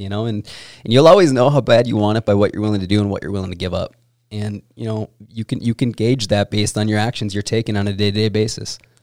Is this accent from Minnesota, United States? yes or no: yes; Minnesota, United States; when I was growing up in Minnesota